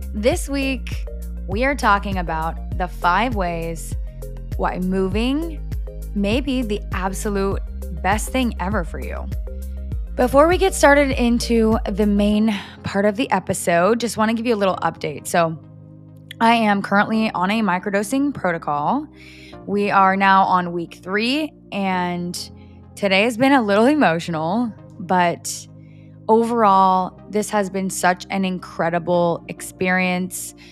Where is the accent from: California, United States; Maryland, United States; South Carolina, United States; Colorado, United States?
California, United States; Orange County; moved away as an adult; I have lived in Orange County my entire life up until a month ago